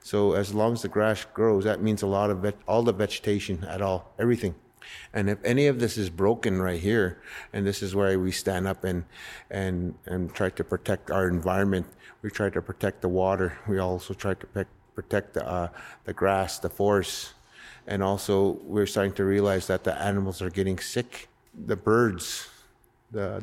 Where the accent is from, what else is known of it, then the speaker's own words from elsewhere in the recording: North Battleford, Saskatchewan, Canada; also born or lived in Red Pheasant Reserve; I grew up in North Battleford